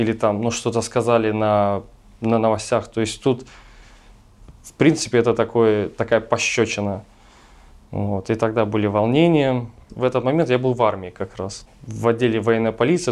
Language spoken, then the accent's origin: Russian; Tallinn, Harju County, Estonia; я родился в Ласномяе, это был всегда чисто русский район